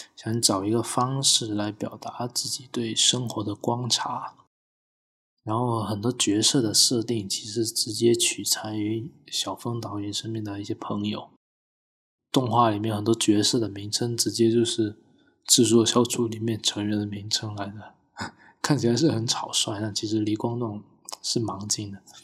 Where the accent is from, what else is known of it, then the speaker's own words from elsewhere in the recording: Guangdong, China; 我是潮汕人啊